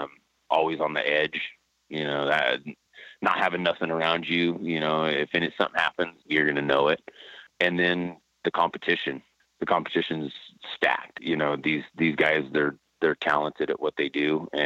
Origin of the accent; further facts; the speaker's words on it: Salinas, California, United States; Yeah, it's a typical city, and just, I mean, kind of country out where I was living, and a lot of riding